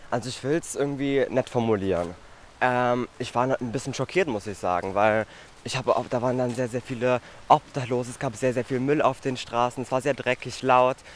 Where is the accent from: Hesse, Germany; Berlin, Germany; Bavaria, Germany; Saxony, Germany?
Berlin, Germany; also ich bin in der Großstadt aufgewachsen. Ähm, und ich hatte eigentlich eine sehr schöne Kindheit, weil vor allem auch in der Gropiusstadt